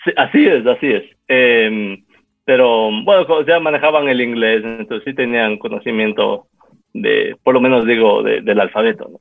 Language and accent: Spanish; Quito, Pichincha, Ecuador; yo nací aquí en Quito en 1980, poco tiempo después de que mis padres eh, llegaran aquí, en el 78, eh, emigraron aquí de Taiwán